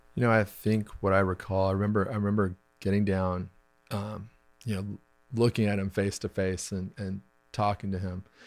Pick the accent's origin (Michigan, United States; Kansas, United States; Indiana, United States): Kansas, United States; Wichita; we're high school sweethearts, um, and we grew up in Wichita, Kansas